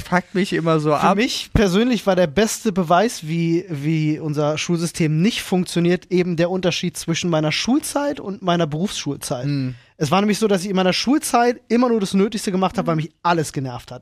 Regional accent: Berlin, Germany; ich ging in Berlin-Britz zur Grundschule

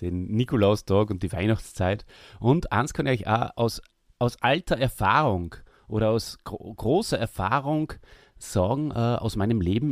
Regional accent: Austria; wir als Österreicher

